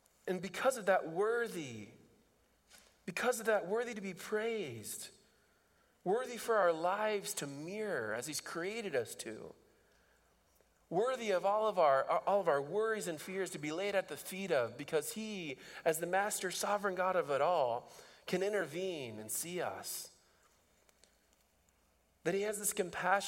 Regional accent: Indiana, United States; now in Dubuque, United States; I grew up in Indiana

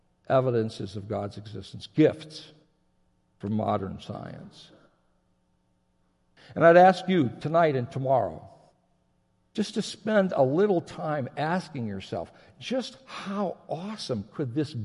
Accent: Japan; I grew up in Japan. My folks were missionaries. I spent most of my adolescence there. I graduated from high school there.

